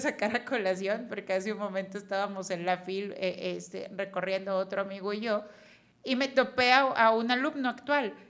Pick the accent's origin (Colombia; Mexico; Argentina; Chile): Mexico; como mexicanos